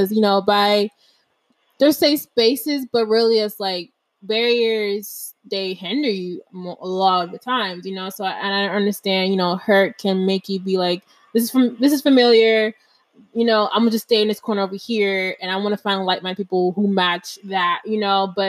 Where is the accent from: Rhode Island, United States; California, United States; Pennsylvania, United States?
Pennsylvania, United States; Harrisburg; now in Florida, United States; Growing up in Pennsylvania, I grew up in a small town, Harrisburg